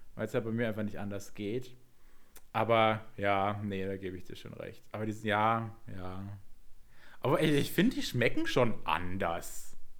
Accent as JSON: {"language": "German", "region": "Southern Germany", "country": "Germany", "tie": "born or raised there", "said": "wir sind ja beide in Süddeutschland aufgewachsen"}